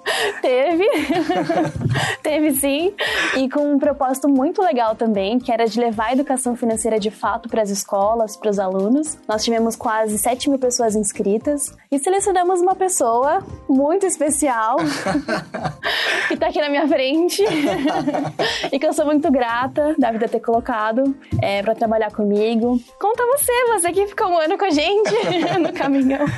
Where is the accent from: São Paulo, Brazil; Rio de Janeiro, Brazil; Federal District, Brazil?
São Paulo, Brazil; Diadema; nasci e moro até hoje em Dia Diadema, que é uma das sete grandes cidades que compõem o ABC paulista